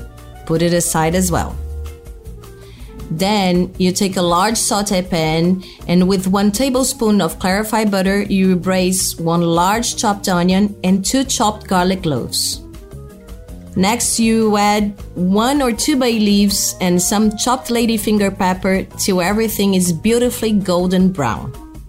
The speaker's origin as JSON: {"language": "English", "country": "Brazil", "said": "I'm a chef from Brazil, and I have a restaurant called Cuia, located in the heart of São Paulo"}